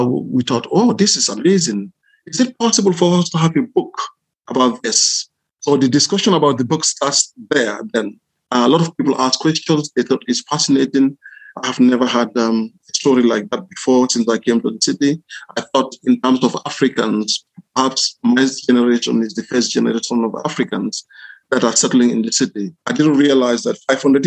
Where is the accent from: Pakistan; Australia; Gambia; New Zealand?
Gambia; moved away as an adult; also born or lived in Ireland; now in Southampton, United Kingdom; I was born in Gambia. I went to school in Gambia, did my college in Gambia